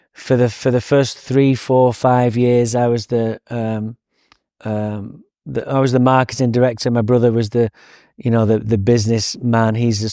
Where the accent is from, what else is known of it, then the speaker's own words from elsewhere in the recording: Manchester, North West England, United Kingdom; So I grew up in Manchester, England.